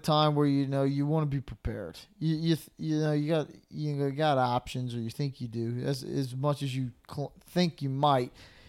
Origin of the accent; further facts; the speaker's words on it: Slidell, Louisiana, United States; we're from Slidell. It's, you know, kind of a, I don't want to say smaller town